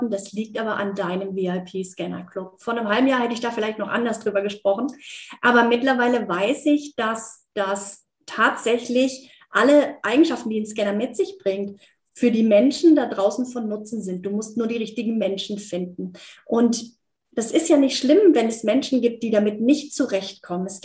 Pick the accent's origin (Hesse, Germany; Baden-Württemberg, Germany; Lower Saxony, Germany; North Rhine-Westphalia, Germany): Baden-Württemberg, Germany; Heidelberg; born there; obwohl ich gebürtige Heidelbergerin bin. Aber eben, ja, mein Netzwerk, ich war die letzten zwölf Jahre in Hockenheim unterwegs in der Rennstadt